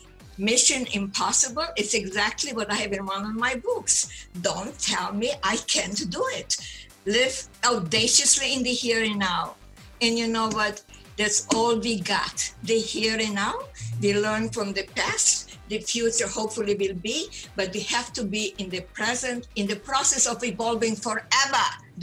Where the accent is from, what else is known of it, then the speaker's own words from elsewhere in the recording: Ukraine; first language German; English is a second language; It was Austria, Romania when my parents were born. Therefore, my mother tongue is German. And then Romania, then Hungary, Romania. Now, by the way, it's Ukraine.